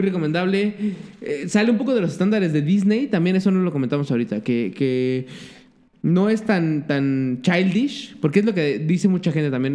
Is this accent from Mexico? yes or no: yes; Mexico; como pinche mexa